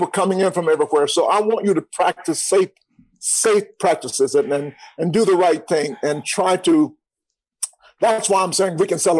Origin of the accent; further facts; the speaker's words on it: Atlanta, Georgia, United States; But, Rashawn, you may not know this, but I'm born and raised in Atlanta.